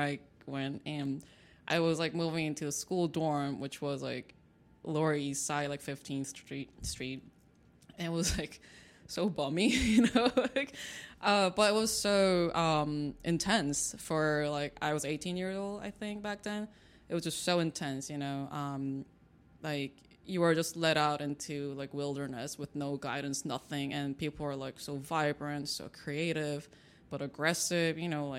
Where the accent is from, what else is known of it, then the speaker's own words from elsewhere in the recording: China; also born or lived in Seoul, South Korea; Like I was born in Korea, Seoul, but I grew up in China, and then like some time, like when I was like teenager, I moved back to Korea for a little bit, came back to China again